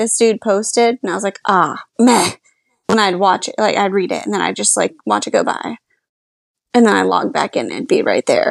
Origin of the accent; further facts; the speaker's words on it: Polk County, Florida, United States; now in Orlando, United States; where I grew up in Polk County